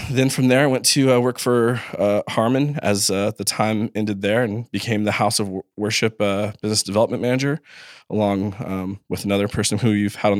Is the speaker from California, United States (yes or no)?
yes; Los Angeles, California, United States; I was from Los Angeles, so out in the desert area called Rancho Cucamonga